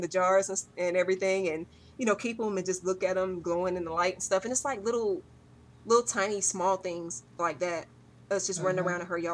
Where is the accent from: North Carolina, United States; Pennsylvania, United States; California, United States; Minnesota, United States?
North Carolina, United States; Roanoke Rapids; My hometown is Roanoke Rapids, North Carolina.